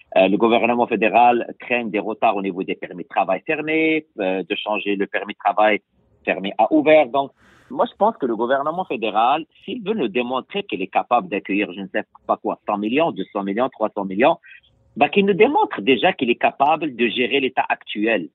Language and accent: French; Quebec, Canada; en tant que Québécois